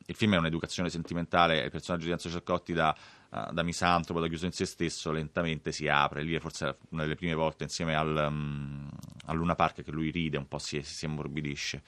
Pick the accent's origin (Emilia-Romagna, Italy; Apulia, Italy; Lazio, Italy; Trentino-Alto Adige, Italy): Lazio, Italy; Rome; Io sono cresciuto a Villa Bonelli, che è proprio al confine con la Magliana